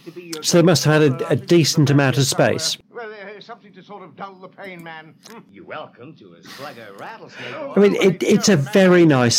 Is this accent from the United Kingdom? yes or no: yes; Liverpool, North West England, United Kingdom; born there; Yeah, but I was born in Liverpool. That doesn't mean I have a Scouse accent.